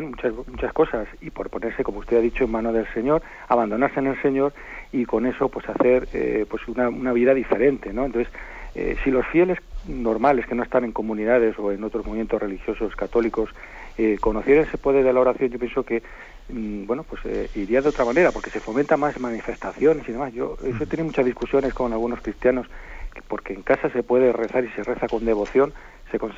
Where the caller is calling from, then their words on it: Zaragoza, Aragon, Spain; monseñor, buenos días … de Zaragoza.